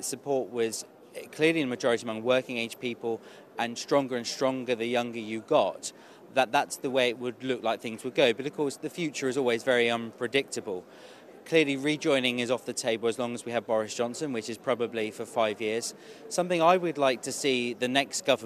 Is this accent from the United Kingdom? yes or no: yes; Kent, South East England, United Kingdom; I'm from Kent